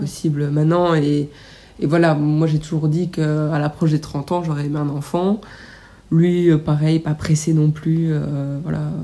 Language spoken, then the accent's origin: French; Belgium; on vient de Belgique